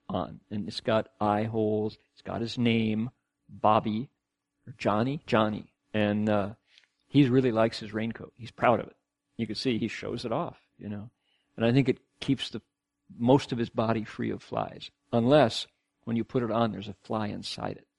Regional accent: Ohio, United States; now in Australia; growing up in Ohio the way I did

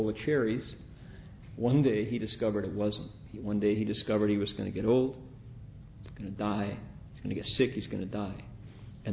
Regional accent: Toledo, Ohio, United States; moved away; also born or lived in Bay Area; Growing up in Toledo

